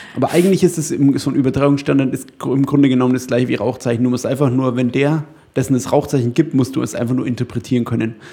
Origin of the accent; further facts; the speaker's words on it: Upper Franconia, Bavaria, Germany; in Oberfranken, wo ich herkomme.